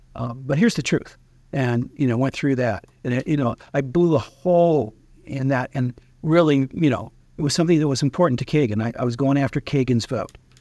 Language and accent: English; Timbo, Arkansas, United States; now in Washington, D.C., United States; I'm originally from Timbo, Arkansas